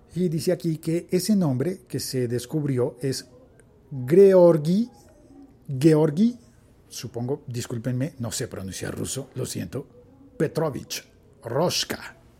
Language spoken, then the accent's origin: Spanish; Colombia; mi país